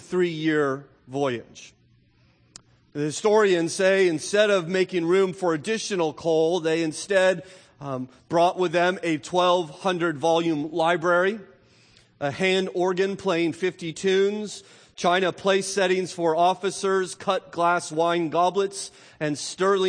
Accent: United States; we in particular as affluent American Christians

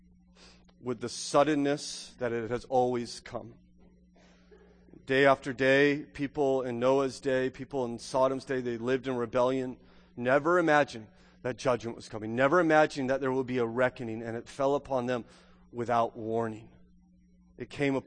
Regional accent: Southern California, United States; moved away; I grew up in Southern California

